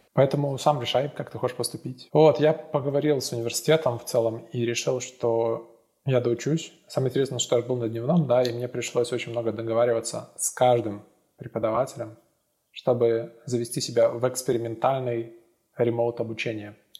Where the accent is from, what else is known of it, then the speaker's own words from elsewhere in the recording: Minsk, Belarus; moved away as an adult; also born or lived in Estonia; now in London, United Kingdom; я родился в Минске, жил до, получается, 18 лет в Минске, особо никуда не выезжая